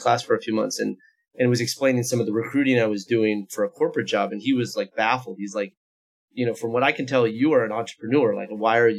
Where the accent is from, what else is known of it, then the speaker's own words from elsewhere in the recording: Foster City, California, United States; I'm from Foster City, which is in the shadow of the Oracle headquarters in Redwood Shores, sort of the old top of the Silicon Valley. And so I kind of grew up with the Silicon Valley around me